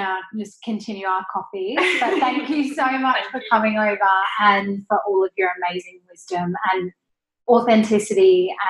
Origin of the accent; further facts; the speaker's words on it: Australia; accent: Australian; I used to be very insecure that I had an Australian accent. And actually, my Australian accent isn't as Aussie as it was before